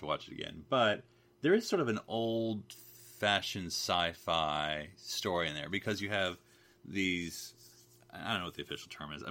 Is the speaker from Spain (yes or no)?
no; United Kingdom; I'm just a British